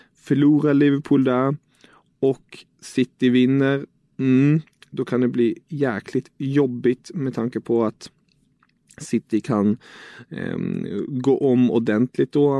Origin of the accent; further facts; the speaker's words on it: Germany; som tysk